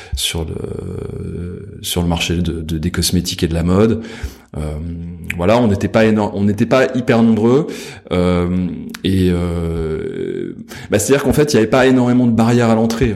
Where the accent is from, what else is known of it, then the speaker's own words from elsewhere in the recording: Versailles, Île-de-France, France; J'ai grandi à Versailles.